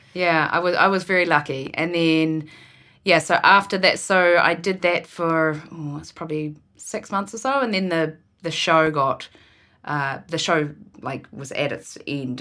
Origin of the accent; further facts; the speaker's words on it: Ward, Marlborough, New Zealand; now in Vancouver, Canada; I was born and raised in a tiny town, which is, um, which is called Ward, and there was about a hundred people in our town.